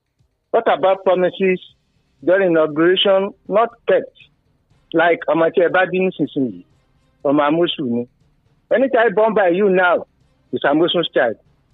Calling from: Obada, Ogun State, Nigeria; calling from Obada.

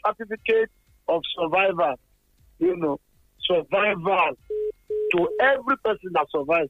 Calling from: Abeokuta, Ogun State, Nigeria; Good morning, Wale. … I'm calling from Abeokuta.

